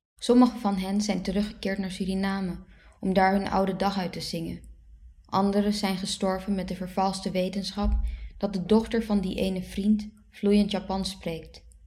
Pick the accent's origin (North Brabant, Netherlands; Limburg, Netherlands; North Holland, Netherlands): North Holland, Netherlands; Haarlem; first language Dutch; Ik ben geboren in Haarlem in 1990